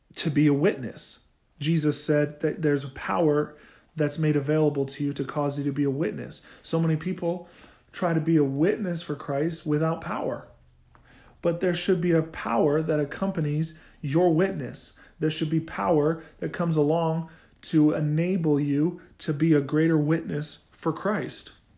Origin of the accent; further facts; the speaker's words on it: Oklahoma, United States; I'm from Oklahoma